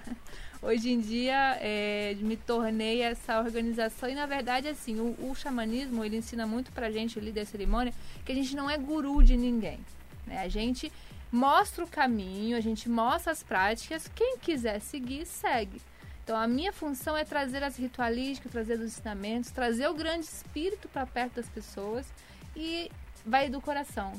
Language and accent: Portuguese; Goiânia, Goiás, Brazil; now in Rio de Janeiro, Brazil; sou de Goiânia, mas atualmente estou no Rio